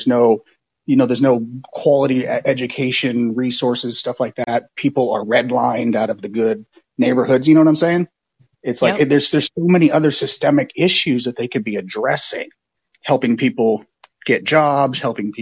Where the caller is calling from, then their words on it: Oakland, California, United States; I'm calling from Oakland, California